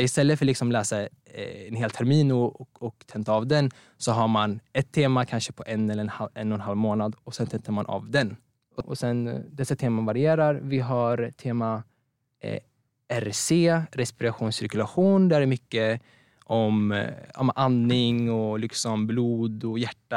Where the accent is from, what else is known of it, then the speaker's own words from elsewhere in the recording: Strängnäs, Södermanland, Sweden; moved away as an adult; now in Örebro, Sweden; jag kommer egentligen från Strängnäs